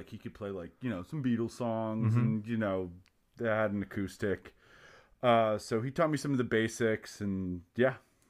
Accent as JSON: {"language": "English", "area": "Philadelphia suburbs", "region": "Pennsylvania", "country": "United States", "tie": "born or raised there", "said": "I was born in Philly"}